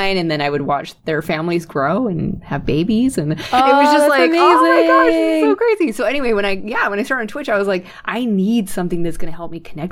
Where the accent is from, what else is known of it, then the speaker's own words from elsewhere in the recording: United States; also born or lived in Sweden; I'm American, so I'm living here in the United States